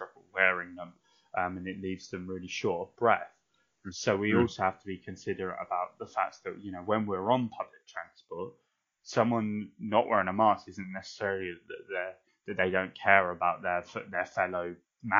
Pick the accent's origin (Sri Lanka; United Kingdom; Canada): United Kingdom; I'm so British